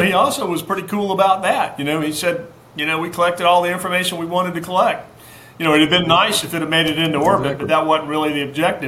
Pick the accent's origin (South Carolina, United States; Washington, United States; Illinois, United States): South Carolina, United States; Charleston; also born or lived in Anderson, South Carolina; now in Greenville, United States; I was born in Anderson, grew up in Charleston